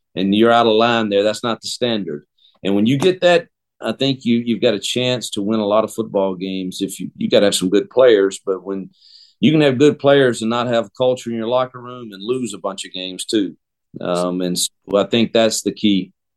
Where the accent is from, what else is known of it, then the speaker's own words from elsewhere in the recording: Mississippi, United States; moved away; I am Mississippi born and bred, and I return to my home state